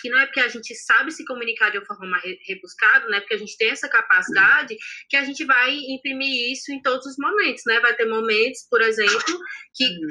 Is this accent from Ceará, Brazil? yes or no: yes; Fortaleza, Ceará, Brazil; eu sou cearense, eu, eu acredito que eu tenho um determinado sotaque, sim, porque eu também cresci no São Cristóvão, por exemplo, que é numa região metropolitana aqui de Fortaleza